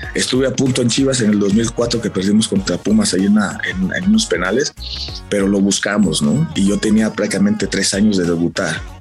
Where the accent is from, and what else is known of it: Mexico